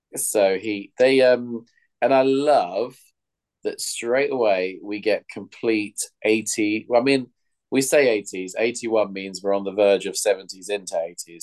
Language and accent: English; London, United Kingdom; as a Londoner